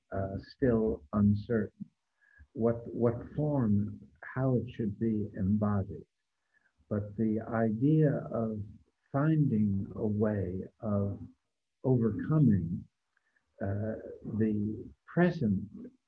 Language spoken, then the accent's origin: English; United States; speaking as an American